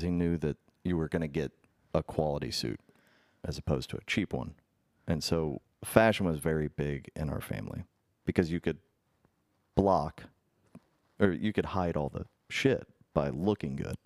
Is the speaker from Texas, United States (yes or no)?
no; Indiana, United States; moved away; growing up in Indiana